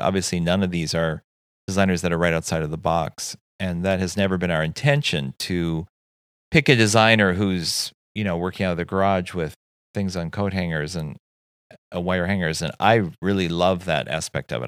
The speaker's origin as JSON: {"language": "English", "town": "Saint Paul", "region": "Minnesota", "country": "United States", "tie": "born or raised there", "also_born_or_lived": "New York City", "moved": "as an adult", "said": "growing up in Saint Paul, I always had eyes on Minneapolis and then, of course, New York City"}